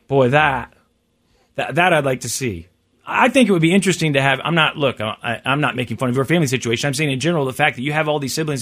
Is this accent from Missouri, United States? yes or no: yes; Kansas City, Missouri, United States; also born or lived in St. Joseph, Missouri; I am, I am uh, from Kansas City and Lee Summit